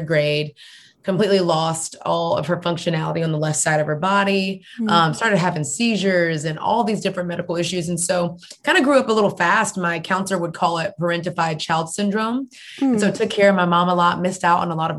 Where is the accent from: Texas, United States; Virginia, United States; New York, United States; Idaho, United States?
Texas, United States; Houston; moved away as an adult; now in Atlanta, United States; I'm originally from Houston, Texas